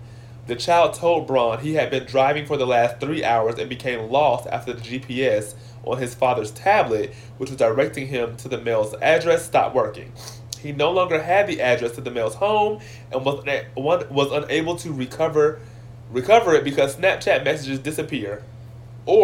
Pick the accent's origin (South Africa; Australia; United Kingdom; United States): United States; Jacksonville, Florida; now in Atlanta, United States; my hometown Jacksonville station, WJAX-TV.